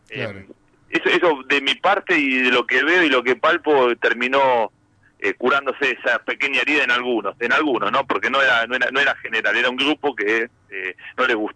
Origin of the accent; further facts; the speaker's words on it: Argentina; Y yo como argentino junior, como hijo, de un papá maradoniano que siguió toda la carrera, eh, mucho más dolorido, más dolido.